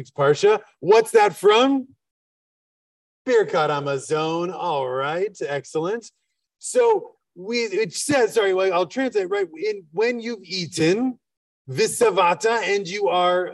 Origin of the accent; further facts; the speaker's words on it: Wisconsin, United States; now in Philadelphia, United States; I'm from Wisconsin.